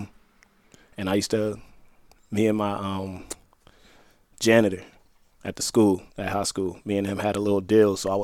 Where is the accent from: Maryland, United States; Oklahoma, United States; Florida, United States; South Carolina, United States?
Maryland, United States; Prince George's County; I grew up in PG County.